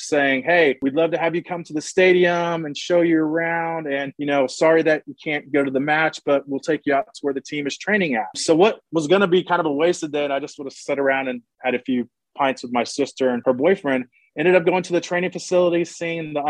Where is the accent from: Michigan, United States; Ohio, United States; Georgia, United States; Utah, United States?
Georgia, United States; Atlanta; I'm from Atlanta, Georgia